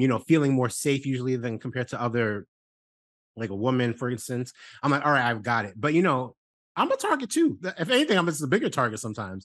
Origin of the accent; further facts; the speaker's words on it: New York City, New York, United States; I'm from New York City